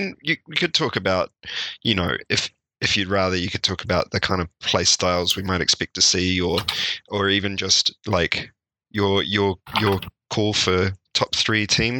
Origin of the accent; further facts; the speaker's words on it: New Zealand; as a New Zealander, I always root for the underdog.